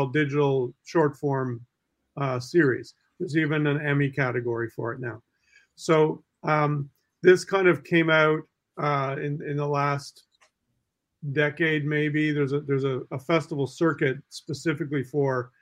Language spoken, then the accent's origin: English; Ottawa, Ontario, Canada; now in Toronto, Canada; I grew up in Ottawa. I live in Toronto now, but I grew up in Ottawa